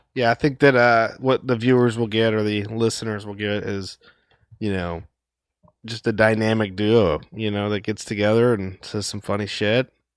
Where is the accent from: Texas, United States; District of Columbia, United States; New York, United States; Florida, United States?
Florida, United States; Jacksonville; We're both from Florida, Jacksonville. Dirty Duval